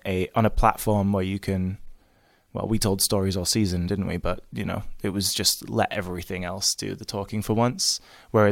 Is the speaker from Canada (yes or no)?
no; Lake District, North West England, United Kingdom; also born or lived in New York; now in London, United Kingdom; I'm a kid from the Lake District in England originally, now living in London, had stints in New York